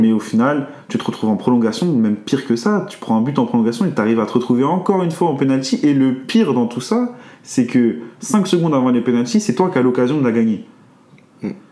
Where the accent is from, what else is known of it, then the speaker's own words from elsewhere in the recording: France; nous en tant que français